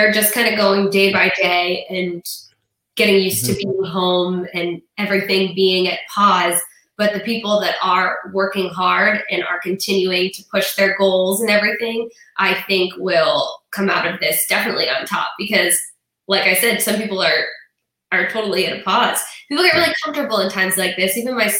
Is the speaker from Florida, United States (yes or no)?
yes; Florida, United States; I'm from Overton. I grew up here and never left.